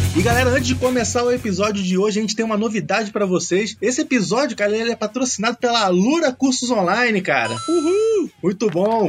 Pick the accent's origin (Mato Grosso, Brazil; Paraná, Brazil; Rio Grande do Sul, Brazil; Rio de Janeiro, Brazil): Rio de Janeiro, Brazil; moved away as an adult; now in Belo Horizonte, Brazil; eu sou do Rio de Janeiro e tô morando aqui em Belo Horizonte